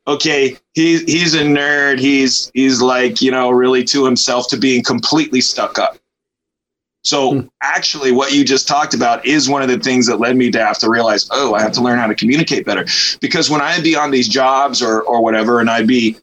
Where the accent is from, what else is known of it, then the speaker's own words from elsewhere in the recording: Los Angeles, California, United States; being born and raised in Los Angeles